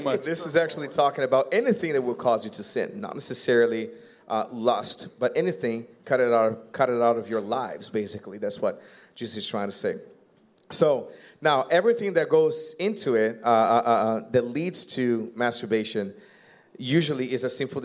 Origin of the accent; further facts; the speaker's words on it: Brazil; English is a second language; now in United States; also an immigrant. I came from Brazil. I don't know if you guys ever noticed my little bit of accent